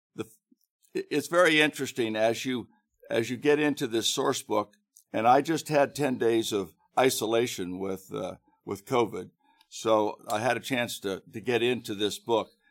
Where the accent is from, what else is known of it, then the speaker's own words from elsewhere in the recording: Grandview, Ohio, United States; also born or lived in Thailand; now in Hilliard, United States; When I was growing up in Grandview, um, and was in high school